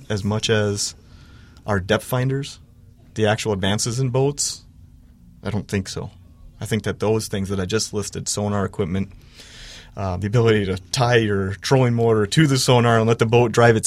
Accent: Wisconsin, United States; now in Minnesota, United States; I'm originally from Wisconsin

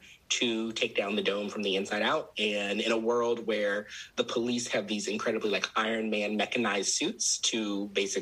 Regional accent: Maryland, United States; I'm from Maryland

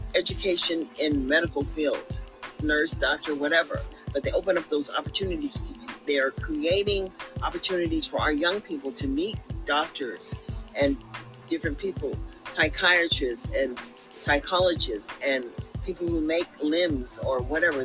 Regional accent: Sacramento, California, United States; we came from Meadowview

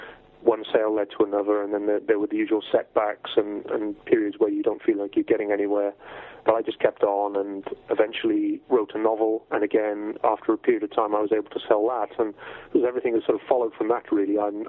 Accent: South West England, United Kingdom; also born or lived in Wales; I was born in Wales originally. In 1966, my family, I have sort of strong Welsh roots, but my family moved down to Cornwall in England when I was fairly small. So I spent my formative years in that part of the world.

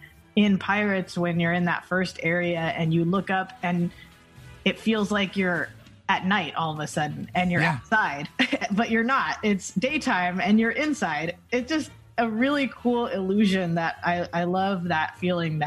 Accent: Los Angeles, California, United States; I grew up in Los Angeles, so I went to the park as a kid a few times

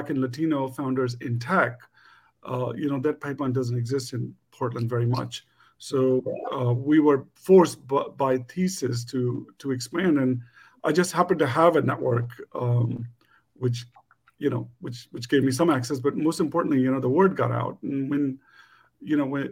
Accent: India; And as an Indian entrepreneur, South Asian entrepreneur back in the day

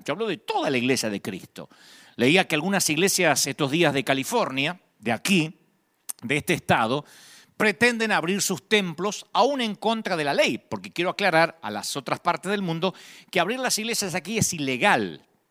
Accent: Argentina; now in United States; en Argentina le pagamos a DGI

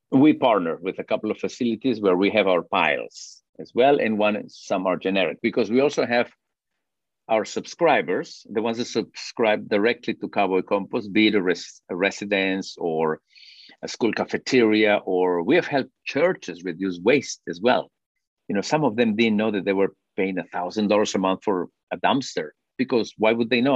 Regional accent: Peru; moved away as an adult; now in Fort Worth, United States; I'm originally from Peru and my wife is from Chile

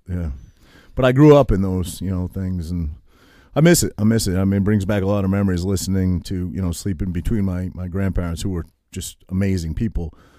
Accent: Maine, United States; I grew up in Maine

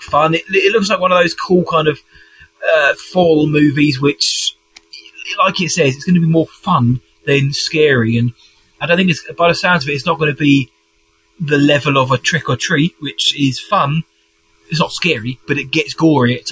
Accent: United Kingdom; as a Brit

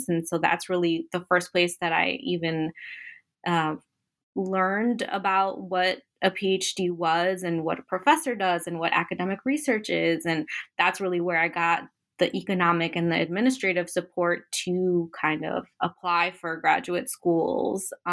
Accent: Chicago, Illinois, United States; moved away; I was born and raised in Chicago, uh, daughter of the single mother of four. My mom's a Mexican immigrant to Chicago. Um, my two eldest siblings were born in Mexico, and me and my other brother were born

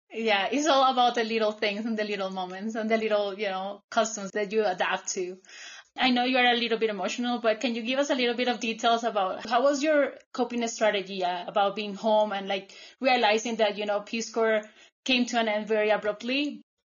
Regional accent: Colombia; English is a second language; moved away as an adult; also born or lived in United States; here in Colombia

